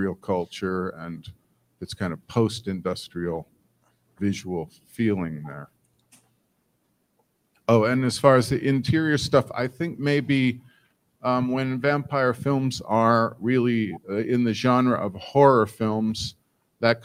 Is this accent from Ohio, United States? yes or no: yes; Ohio, United States; I'm from the Midwest. I'm from Ohio.